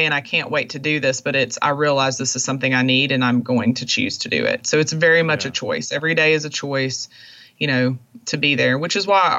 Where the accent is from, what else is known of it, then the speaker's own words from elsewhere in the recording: Monroe, Louisiana, United States; moved away; my hometown in Monroe, Louisiana